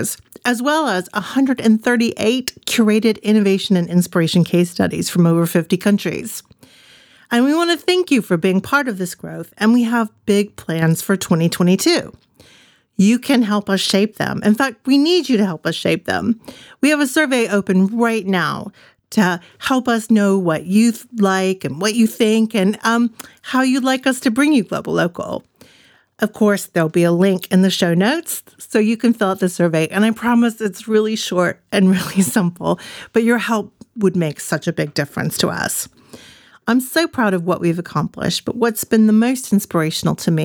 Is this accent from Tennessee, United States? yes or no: yes; Lawrenceburg, Tennessee, United States; Lawrenceburg, Tennessee, my hometown